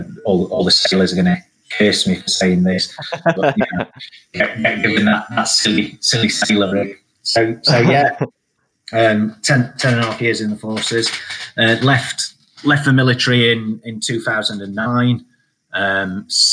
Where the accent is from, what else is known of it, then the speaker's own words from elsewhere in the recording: Sheffield, Yorkshire and the Humber, United Kingdom; being a kid growing up in Sheffield in sort of the early 80s